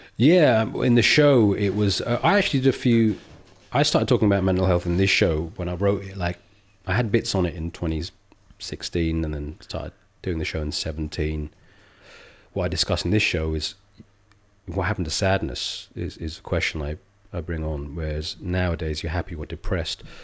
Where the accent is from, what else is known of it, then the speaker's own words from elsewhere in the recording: England, United Kingdom; when I grew up, I was born in the seventies, mid-seventies. It was very diff-, England was a very different place